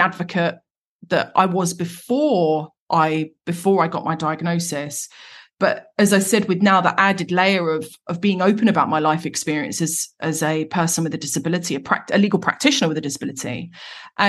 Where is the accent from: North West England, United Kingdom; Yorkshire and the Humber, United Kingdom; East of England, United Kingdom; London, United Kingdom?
London, United Kingdom; Croydon; I'm from Croydon, South London. I'm from the Cronx